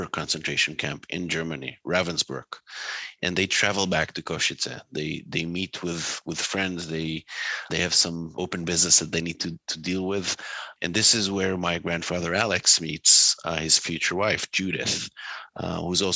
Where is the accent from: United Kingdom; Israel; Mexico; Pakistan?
Israel; now in United States; growing up in Israel.